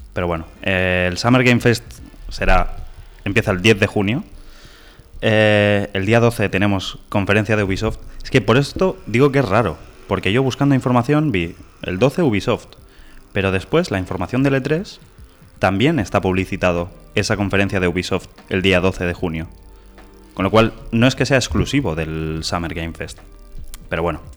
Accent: Terrassa, Catalonia, Spain; somos dos chavales de Tarrasa la capital del Vallés

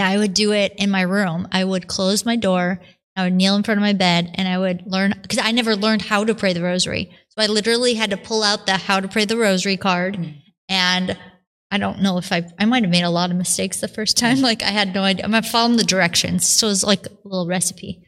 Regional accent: Buffalo, New York, United States; I was born and raised outside of Buffalo, New York

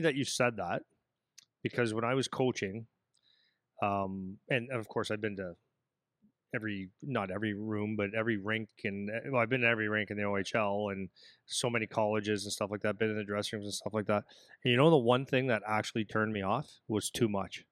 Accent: Sudbury, Ontario, Canada; moved away as an adult; now in Windsor, Canada; I come from Sudbury, Ontario.

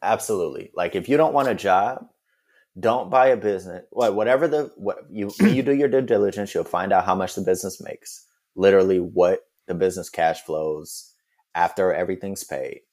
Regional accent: Detroit, Michigan, United States; moved away as an adult; also born or lived in Washington, D.C. / New York / Paris / Atlanta; now in Los Angeles, United States; I grew up in Detroit. I pretty much lived there my whole childhood.

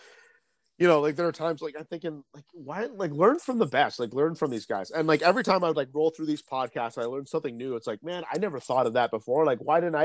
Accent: Peterborough, Ontario, Canada; I'm from this place, Peterborough. It's like the small town

